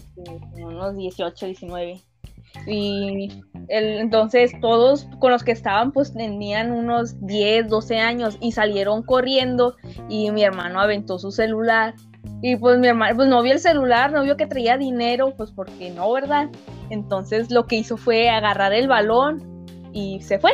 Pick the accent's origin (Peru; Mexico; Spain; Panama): Mexico; nosotros somos de México, México, México.